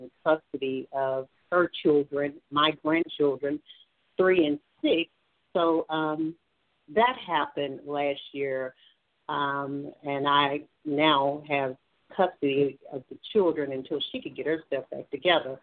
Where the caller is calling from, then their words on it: Alabama, United States; I'm calling from Alabama